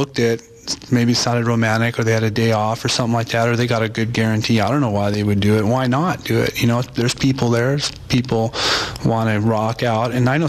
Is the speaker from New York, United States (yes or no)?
no; Compton, California, United States; born there; also born or lived in San Pedro, United States; My parents live there, and we moved to San Pedro, California, Mike Watt, and then we moved